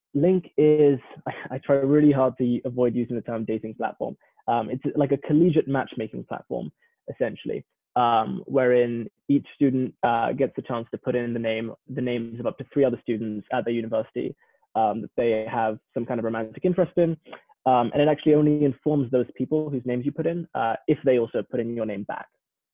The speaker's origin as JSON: {"language": "English", "region": "London", "country": "United Kingdom", "tie": "born or raised there", "also_born_or_lived": "Midlands, England", "accent": "English", "moved": "as an adult", "lives_now": "Palo Alto, United States", "said": "So I am from and have grown up in London"}